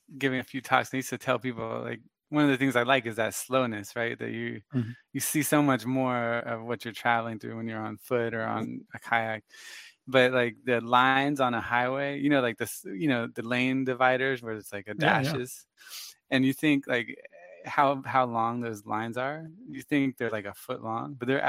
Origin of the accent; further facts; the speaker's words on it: Florida, United States; we're from Florida